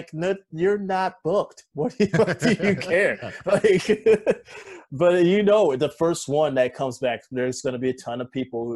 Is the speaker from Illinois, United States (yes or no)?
yes; Joliet, Illinois, United States; I grew up in Joliet